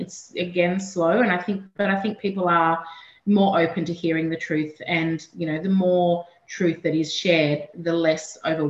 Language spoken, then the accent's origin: English; Gumbaynggirr country, New South Wales, Australia; also born or lived in Gadigal country (Sydney); now in Sydney, Australia; I live and work on Gadigal country. I grew up on Gumbangia country up on the mid-north coast. So I've spent all of my life living on really beautiful country.